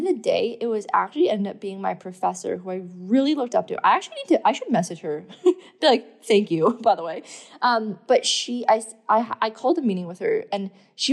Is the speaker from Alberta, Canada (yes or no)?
no; Thornbury, Ontario, Canada; moved away; also born or lived in London, Ontario; I'm not from London, Ontario, by the way. I'm from an even smaller town called Blue Mountain, well, London's actually quite big, but I'm from like Thornbury, Collingwood area